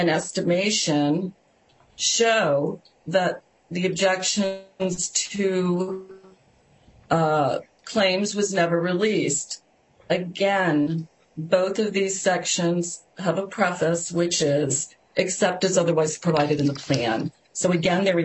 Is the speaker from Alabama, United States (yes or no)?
no; Southern District of Florida, United States; the Southern District of Florida, which is my hometown